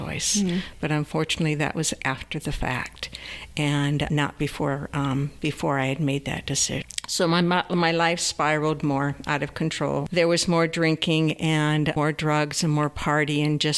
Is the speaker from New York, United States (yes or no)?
yes; New York, United States; I was born in New York State